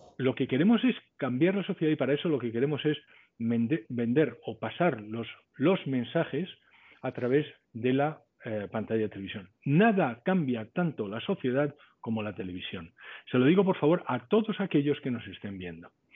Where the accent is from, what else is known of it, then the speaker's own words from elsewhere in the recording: Spain; moved away as an adult; yo soy español y toda mi familia es española